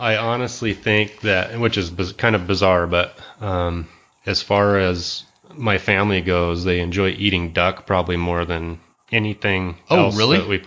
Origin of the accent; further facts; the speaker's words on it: Coeur d'Alene, Idaho, United States; also born or lived in Post Falls, Idaho; I've been a Idaho native. I grew up here. I was born in Coeur d'Alene and spent my whole life here.